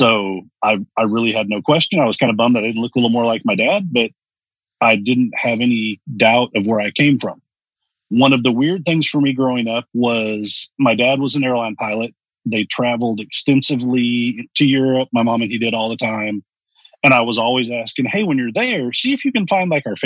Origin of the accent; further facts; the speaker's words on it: Texas, United States; also born or lived in Dallas; I grew up here in Texas, and I grew up with a fairly well-off family